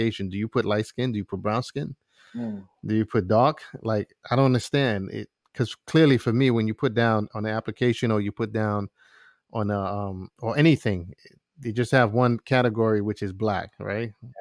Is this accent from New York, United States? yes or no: yes; New York City, New York, United States; I was raised in East New York, Brooklyn